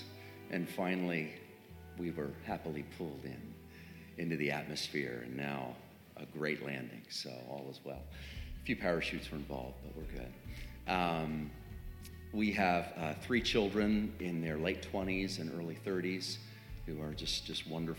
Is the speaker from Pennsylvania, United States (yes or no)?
yes; Three Mile Island area, Pennsylvania, United States; now in Franklin, United States; That's my hometown, literally